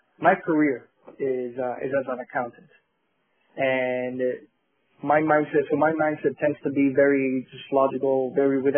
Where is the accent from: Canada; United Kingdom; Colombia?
Colombia; now in Miami, United States; we are from Colombia in South America